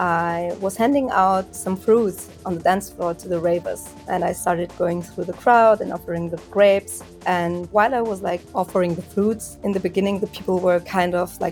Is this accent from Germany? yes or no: yes; Augsburg, Bavaria, Germany; born or raised there